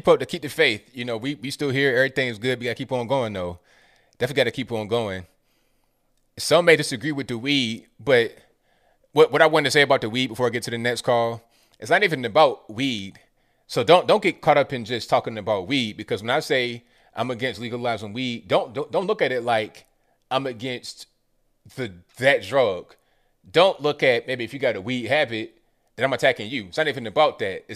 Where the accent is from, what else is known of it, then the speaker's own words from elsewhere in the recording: West Virginia, United States; moved away; I was born in West Virginia. I got a lot of family up there